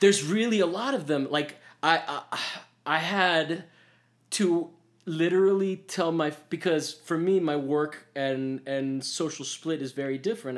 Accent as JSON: {"language": "English", "country": "United States", "said": "I'm American"}